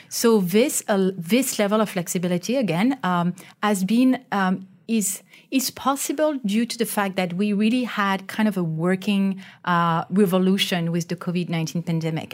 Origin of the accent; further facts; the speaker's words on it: France; now in Malaysia; I'm from France